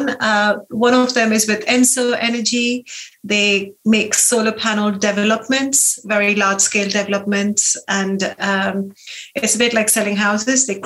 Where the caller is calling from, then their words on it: Sway, South East England, United Kingdom; we're in the New Forest, um, just uh, a station off Brockenhurst. If you've been to Brockenhurst cycling, running, uh, we're in Sway, and uh, we love it here.